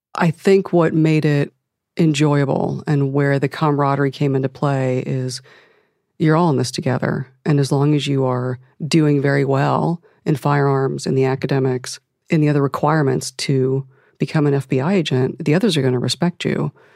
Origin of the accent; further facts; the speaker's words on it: Akron, Ohio, United States; I'm from Akron, Ohio